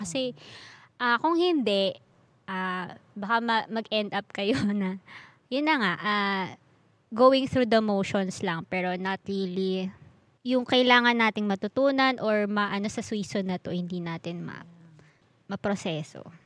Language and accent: Tagalog; Philippines; bilang Pilipino